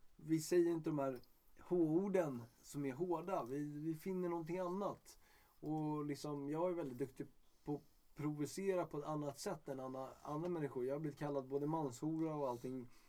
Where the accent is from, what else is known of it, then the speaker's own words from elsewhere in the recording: Stockholm, Stockholm County, Sweden; jag är stockholmare